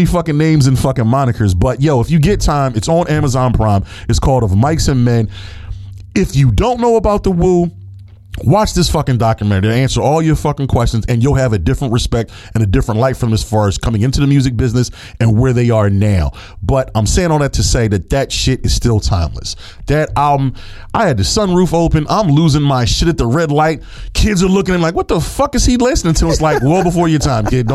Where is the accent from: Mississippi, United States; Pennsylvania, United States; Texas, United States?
Pennsylvania, United States; Philadelphia; I grew up in Philadelphia